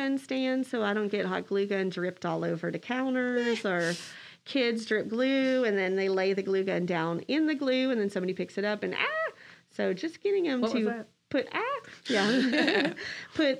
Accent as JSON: {"language": "English", "region": "Texas", "country": "United States", "said": "we're from Texas"}